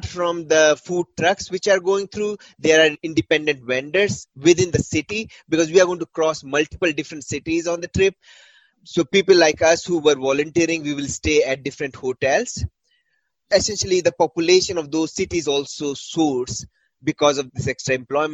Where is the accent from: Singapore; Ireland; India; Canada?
India; Uttar Pradesh; also born or lived in Rajasthan; I grew up in Uttar Pradesh